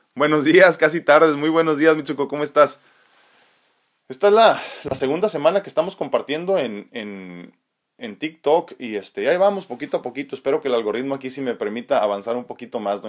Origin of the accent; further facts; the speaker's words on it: San Diego, California, United States; also born or lived in Tijuana, Mexico; yo soy de San Diego, ¿eh? pero he vivido muchos años en la ciudad de Tijuana y estoy entre Tijuana y San Diego